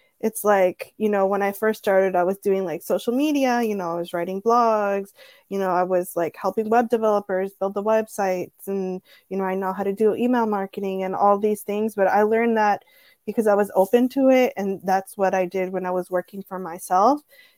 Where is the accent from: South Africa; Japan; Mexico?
Mexico; born there; also born or lived in San Diego; I never was like, oh, I'm Mexican. You know, I was born in Mexico. Like my family's from so-and-so.